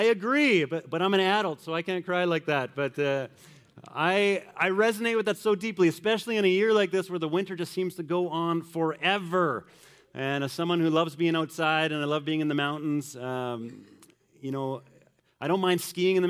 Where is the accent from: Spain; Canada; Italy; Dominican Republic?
Canada; Manitoba; growing up in Manitoba